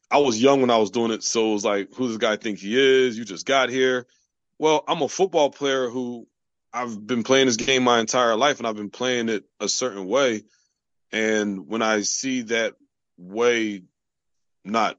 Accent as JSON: {"language": "English", "region": "New Jersey", "country": "United States", "tie": "born or raised there", "also_born_or_lived": "Iowa / Green Bay", "moved": "as an adult", "said": "I was raised in New Jersey."}